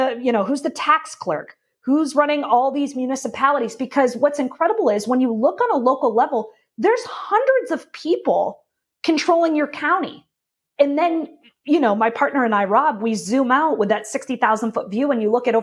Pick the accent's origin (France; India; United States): United States; Portland, Maine; now in Florida, United States; I'm from Portland, Maine.